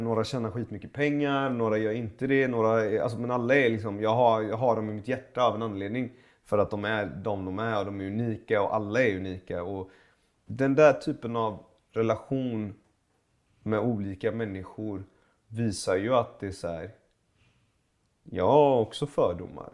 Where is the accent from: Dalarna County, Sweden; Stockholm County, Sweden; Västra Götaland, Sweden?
Västra Götaland, Sweden; Gothenburg; also born or lived in Iran; jag växte upp i, i, i Göteborg. I, i, i Pennygången i Högsbo